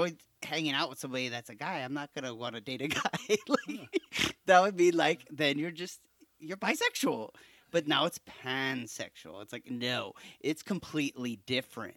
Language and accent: English; Hayward, California, United States; we grew up in Hayward